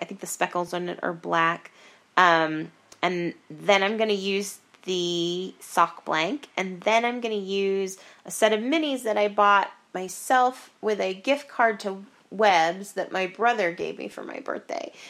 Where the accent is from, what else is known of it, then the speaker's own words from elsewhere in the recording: Estes Park, Colorado, United States; in Estes Park, which is is my hometown